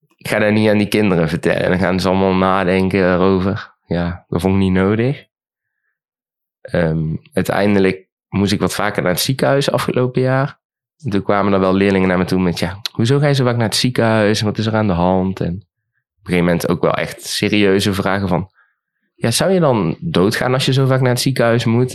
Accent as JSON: {"language": "Dutch", "town": "Eindhoven", "region": "North Brabant", "country": "Netherlands", "said": "ik ben 23 jaar. Ik kom uit Eindhoven"}